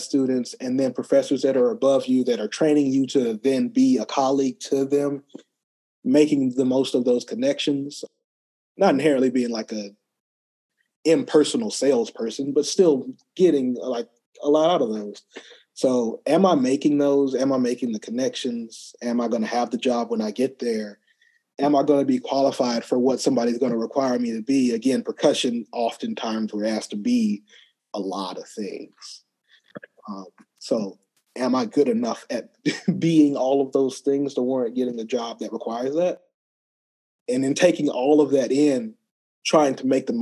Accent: Opelika, Alabama, United States; moved away as an adult; now in Columbia, United States; Grew up in Opelika, Alabama

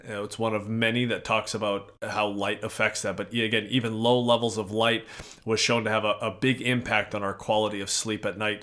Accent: Edmonton, Alberta, Canada; now in Minnesota, United States; so we're in Minnesota, I hail from Edmonton, Alberta

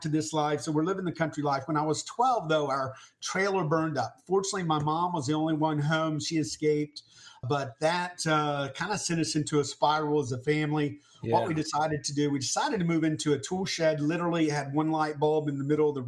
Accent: Tampa, Florida, United States; I was born in Florida to a teenage mom and to a dad that was in prison

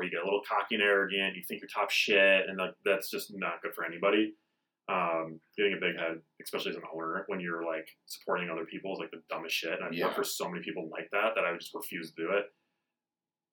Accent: Midwest, United States; now in Denver, United States; I'm from the Midwest

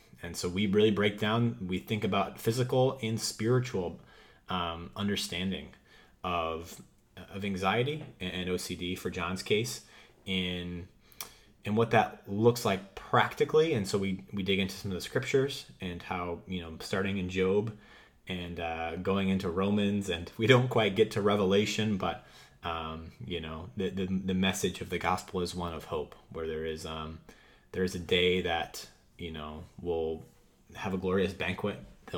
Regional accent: Wisconsin, United States; now in Boston, United States; I grew up in Wisconsin for a little bit, but then have been in the north in Boston area.

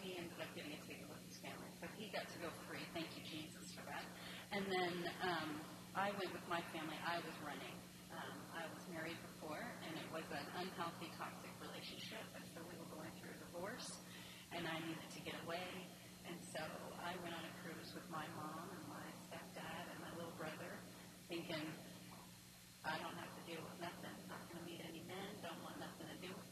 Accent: Canada; I'm from Canada

